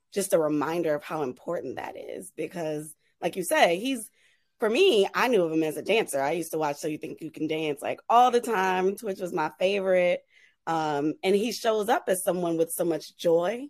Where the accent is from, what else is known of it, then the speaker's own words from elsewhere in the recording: New Orleans, Louisiana, United States; growing up in New Orleans